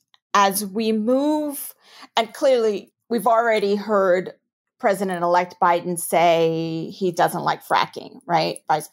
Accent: New York, United States; accent: New York; now in Houston, United States; I'm a native New Yorker, if you can't tell from my accent. And so I thought, oh, Houston, I don't know.

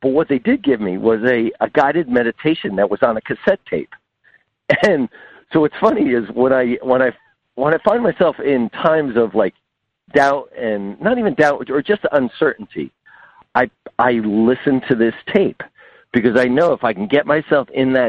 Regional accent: New Jersey, United States; I'm from Jersey

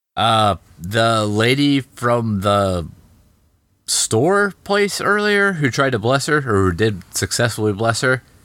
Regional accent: United States; I'm American.

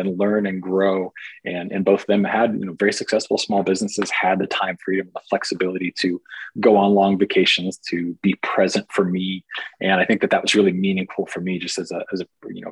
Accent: Portland, Oregon, United States; I was born and raised in Portland, Oregon

